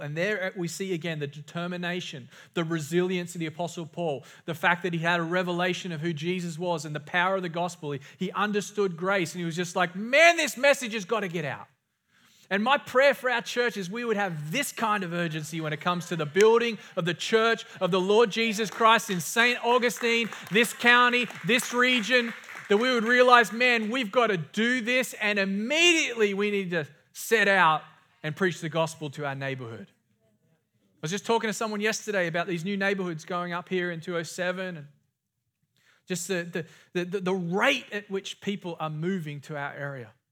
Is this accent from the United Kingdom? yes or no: no; Australia; growing up in Australia